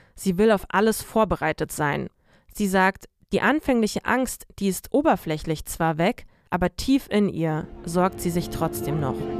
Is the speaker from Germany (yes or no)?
no; Bender, Transnistria, Moldova; moved away; Moldau, das ist das Land, in dem ich geboren wurde. Um genau zu sein, komme ich aus der Separatistenregion Transnistrien.